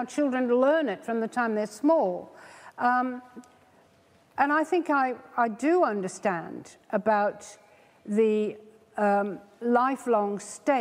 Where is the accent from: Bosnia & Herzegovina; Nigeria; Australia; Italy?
Australia; now in England, United Kingdom; being an Australian in England